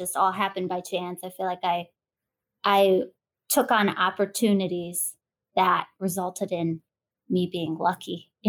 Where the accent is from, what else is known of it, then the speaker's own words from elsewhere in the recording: Canton, Ohio, United States; I was born in Ohio.